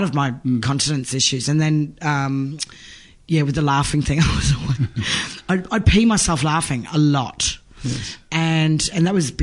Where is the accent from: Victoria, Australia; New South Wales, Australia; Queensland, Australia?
Queensland, Australia; Townsville; I grew up in Townsville, North Queensland